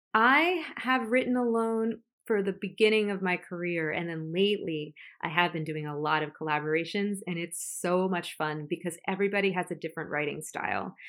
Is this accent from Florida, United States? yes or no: yes; Florida, United States; now in New York City, United States; I'm from Florida